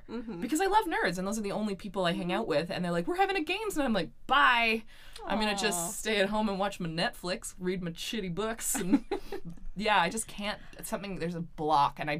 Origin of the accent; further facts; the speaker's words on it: Delta, British Columbia, Canada; But I grew up in North Delta